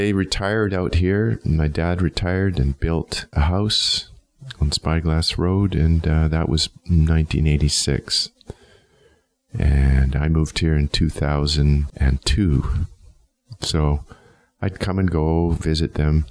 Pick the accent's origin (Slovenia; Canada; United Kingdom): Canada; Edmonton, Alberta; moved away as an adult; I grew up in Edmonton, north side